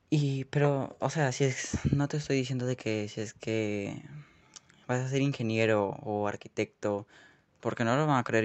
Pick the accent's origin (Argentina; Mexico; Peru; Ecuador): Peru; en mi país, en Perú